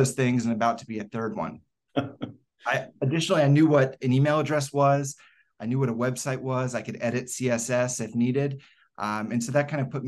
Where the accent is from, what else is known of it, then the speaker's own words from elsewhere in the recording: Decatur, Georgia, United States; also born or lived in Ohio; I was raised in Decatur, Georgia